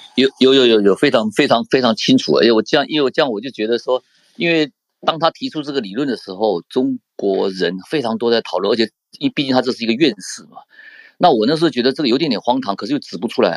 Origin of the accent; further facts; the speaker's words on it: Taiwan; 我们台湾